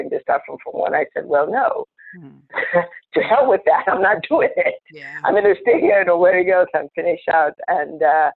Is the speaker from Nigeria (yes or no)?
yes; Enugu, Enugu State, Nigeria; moved away as an adult; also born or lived in Owerri, Imo State; now in United States; I was born in Enugu, and I grew up predominantly in Enugu